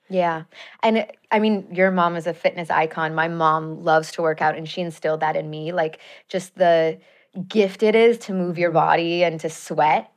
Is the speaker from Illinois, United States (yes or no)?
yes; Chicago, Illinois, United States; moved away as an adult; also born or lived in Madison, Wisconsin; now in Los Angeles, United States; I grew up in Chicago.